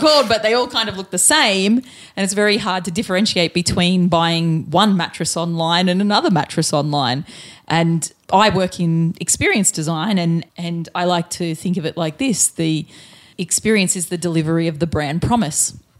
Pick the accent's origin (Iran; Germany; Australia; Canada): Australia